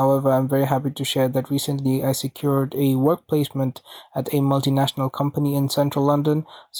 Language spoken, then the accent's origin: English; Bangladesh; moved away as an adult; now in United Kingdom; I'm an international student in the UK. I'm originally from Bangladesh and have been living alone in the UK for the last 5 years. As a person of color coming from a non-target background